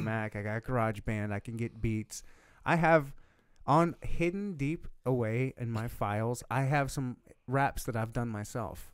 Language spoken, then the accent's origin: English; Michigan, United States; also born or lived in South Dakota / Louisiana / Leavenworth, Kansas; now in Kansas City, United States; I was born and raised in Michigan